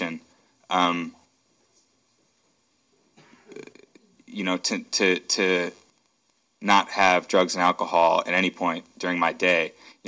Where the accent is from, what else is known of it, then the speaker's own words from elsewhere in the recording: Akron, Ohio, United States; now in Seattle, United States; I'm from Akron, Ohio. It's where I was born and raised in the suburbs there